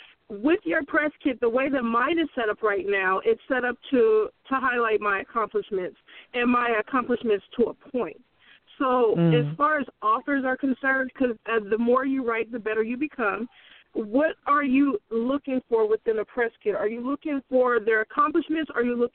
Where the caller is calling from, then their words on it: Bay Area, California, United States; Okay, I'm calling from the Bay Area. Sorry about that. … calling from the Bay Area.